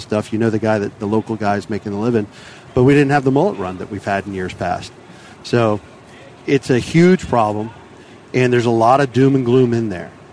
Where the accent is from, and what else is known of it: Tampa Bay, Florida, United States; born or raised there